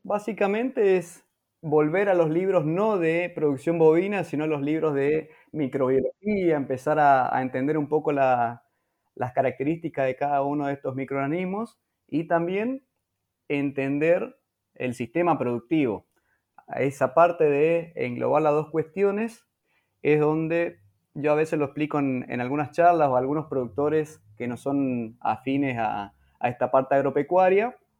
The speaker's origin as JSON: {"language": "Spanish", "town": "Presidencia Roque Sáenz Peña", "region": "Chaco", "country": "Argentina", "tie": "born or raised there", "said": "Nací y vivo actualmente en Presidencia Roque Saspeña, en la provincia del Chaco"}